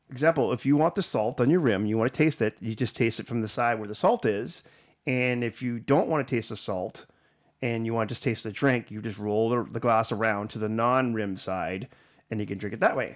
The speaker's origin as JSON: {"language": "English", "country": "Canada", "also_born_or_lived": "United States", "said": "being a Canadian"}